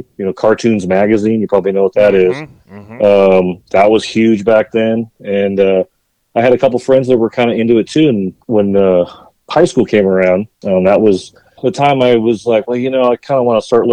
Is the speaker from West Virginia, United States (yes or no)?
no; Santee, California, United States; I grew up out in San Diego in the East County area, a little known town called Santee, California.